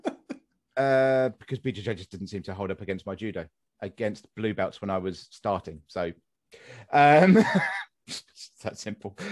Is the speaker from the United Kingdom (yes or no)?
yes; West Sussex, South East England, United Kingdom; moved away; I'm from West Sussex originally